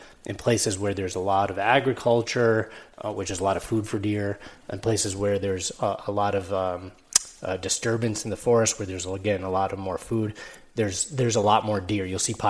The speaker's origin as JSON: {"language": "English", "region": "New York", "country": "United States", "said": "So Dan said I'm from New York."}